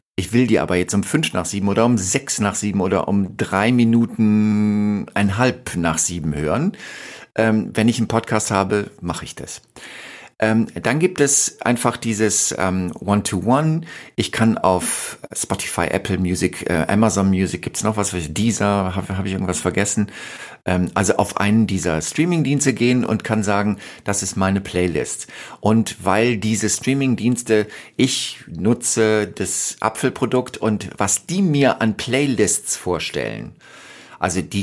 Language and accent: German; Rhineland, Germany; moved away; also born or lived in Berlin; Ich bin im Rheinland groß geworden.